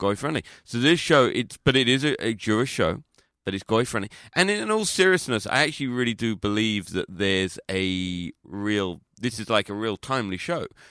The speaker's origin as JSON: {"language": "English", "region": "London", "country": "United Kingdom", "said": "I'm not from Liverpool, I'm from London"}